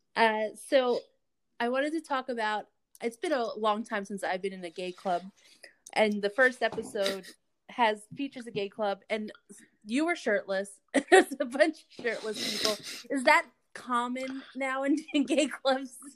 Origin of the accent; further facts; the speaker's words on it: New York, United States; I'm I'm from New York